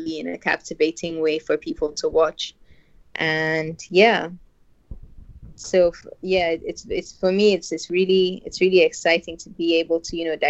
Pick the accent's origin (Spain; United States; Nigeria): Nigeria; Northern Nigeria; I'm a filmmaker from Northern Nigeria.